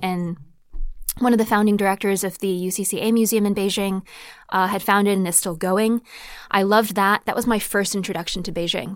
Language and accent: English; Connecticut, United States; moved away; I came from Zhejiang Province, but then I was born and raised in Connecticut